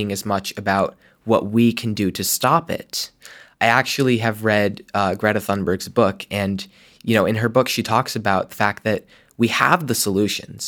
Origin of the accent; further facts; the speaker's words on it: Vermont, United States; growing up in Vermont